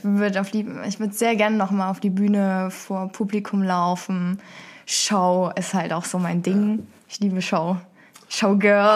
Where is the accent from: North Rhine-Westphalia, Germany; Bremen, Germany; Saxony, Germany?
Saxony, Germany; Dresden; moved away as an adult; now in Cologne, Germany; Ich ähm, komme ursprünglich aus Dresden, ähm, bin dann vor anderthalb Jahren nach Köln gezogen bezüglich der Arbeit